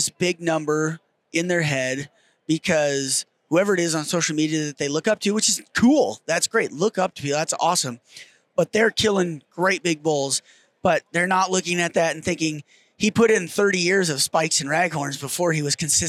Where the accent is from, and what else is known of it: Wyoming, United States